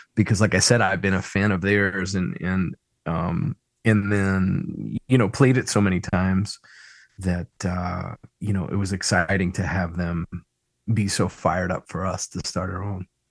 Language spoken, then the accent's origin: English; Philadelphia, Pennsylvania, United States; I grew up in Roxborough